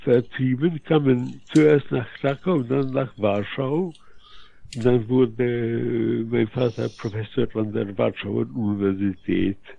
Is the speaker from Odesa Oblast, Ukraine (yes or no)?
no; Lviv, Lviv Oblast, Ukraine; German is a second language; now in Poland; ich wurde äh, in Lemberg äh, natürlich als Pole geboren